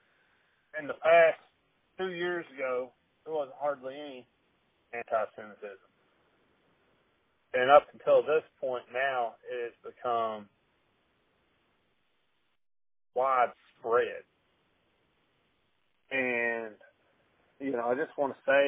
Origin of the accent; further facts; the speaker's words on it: Arkansas, United States; I grew up in Arkansas